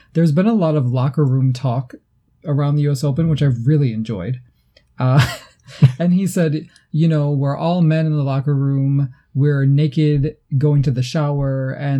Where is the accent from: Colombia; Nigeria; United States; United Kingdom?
United States; New York; accent: Great Lakes; now in Canada; One thing I noticed also is that my Great Lakes accent was a lot stronger back then, by which I mean those hard O's, like in dollar and socks.